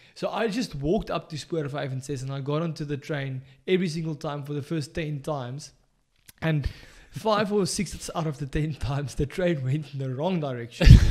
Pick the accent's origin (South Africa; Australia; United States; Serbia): South Africa; moved away; as a South African coming abroad